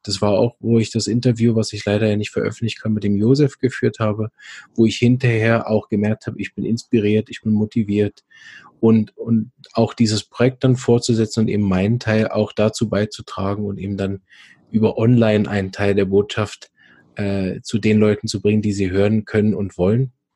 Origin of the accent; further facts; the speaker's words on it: Switzerland; bei uns in der Schweiz